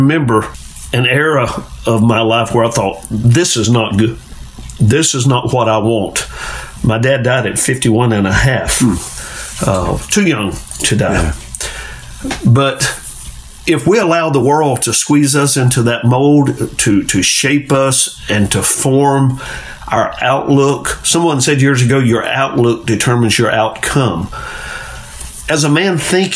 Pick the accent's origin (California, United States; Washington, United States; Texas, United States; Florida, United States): Florida, United States; Carrabelle; growing up in Carrabelle